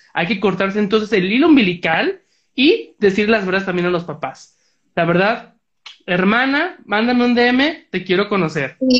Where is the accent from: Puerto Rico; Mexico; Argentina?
Mexico; Tlaquepaque, Jalisco; Talib y yo somos de Tlaquepaque